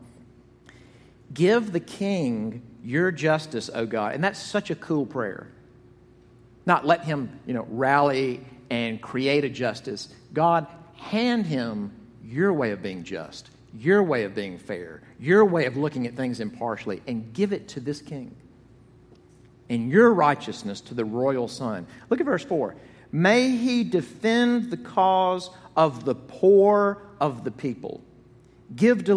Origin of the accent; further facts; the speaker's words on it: Jackson, Mississippi, United States; When I was growing up in Jackson, Mississippi, in my childhood home on Parkhurst Drive